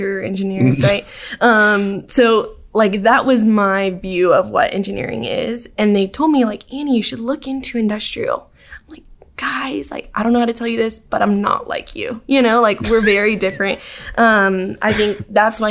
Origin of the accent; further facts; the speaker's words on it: Dallas, Texas, United States; moved away as an adult; now in Auburn, United States; I'm from Dallas originally